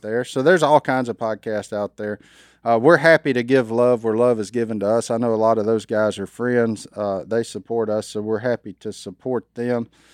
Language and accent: English; Louisiana, United States; I'm a redneck from Louisiana.